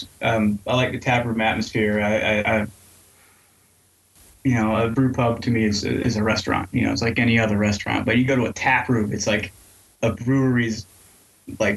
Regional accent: New York, United States; also born or lived in Asheville, North Carolina; now in Minneapolis, United States; I'm from New York

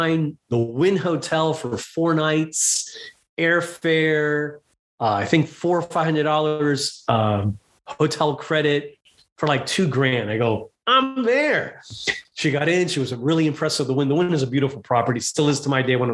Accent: Miami, Florida, United States; moved away as an adult; also born or lived in West Palm Beach, Florida; now in Las Vegas, United States; I was born in Miami, lived in West Palm Beach. The last 20 years I was there. We moved here in 14, seven years ago.

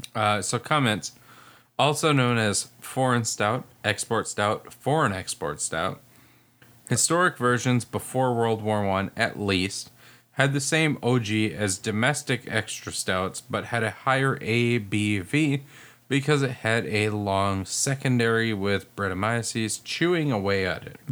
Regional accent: United States; I'm American

